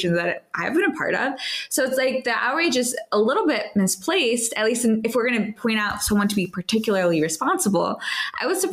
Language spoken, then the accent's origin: English; Chicago, Illinois, United States; moved away; I'm from originally from the Chicagoland area